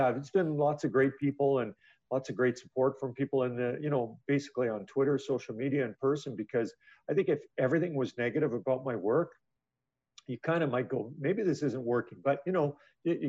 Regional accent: Edmonton, Alberta, Canada; I'm born and raised in Edmonton

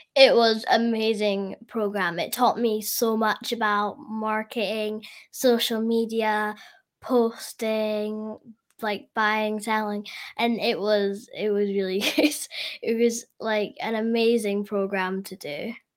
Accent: Scotland, United Kingdom; I'm from Scotland

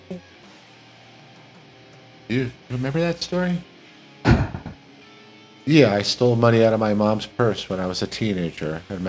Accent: New York City, New York, United States; we grew up in Queens.

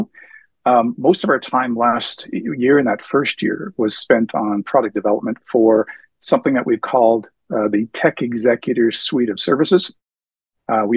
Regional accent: New Brunswick, Canada; also born or lived in Prince Edward Island / Nova Scotia; now in Edmonton, Canada; I was born PEI and I grew up in New Brunswick

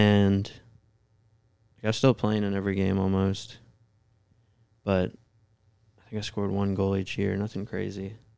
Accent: Staunton, Virginia, United States; I'm from Stanton, Virginia, so there's not really anything around there.

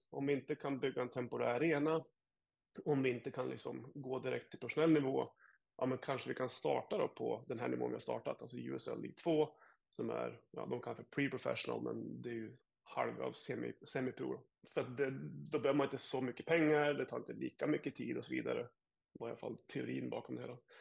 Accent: Jämtland, Sweden; now in Sarasota, United States; som gammal surjämte

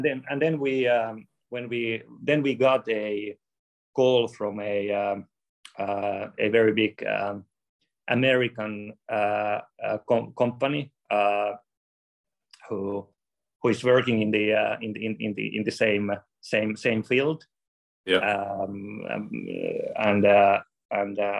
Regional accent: Finland; we are from Finland

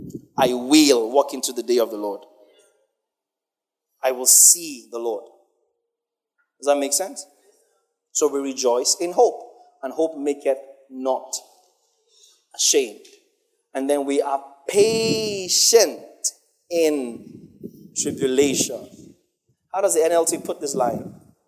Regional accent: Nigeria; especially as a Nigerian.

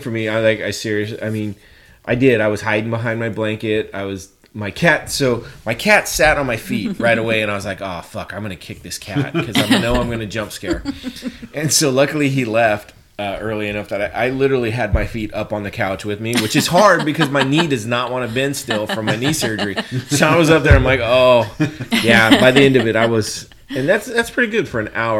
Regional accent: United States; being an American

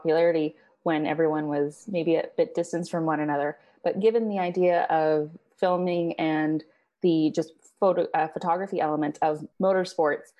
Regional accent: Canada; as a Canadian

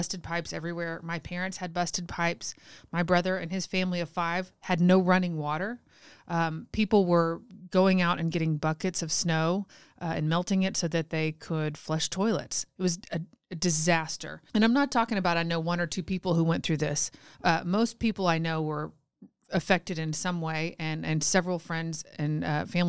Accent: Texas, United States; Growing up in Texas

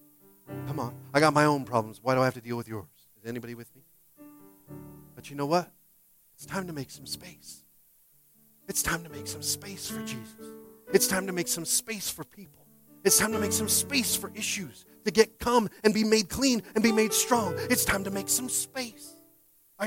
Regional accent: Washington, United States; now in California, United States; I'm from Washington

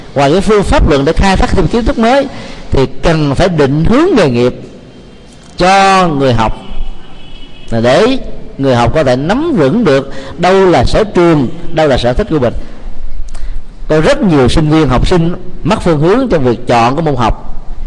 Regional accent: Vietnam

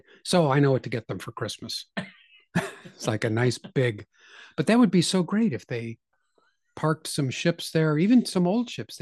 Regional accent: United States; I'm an American

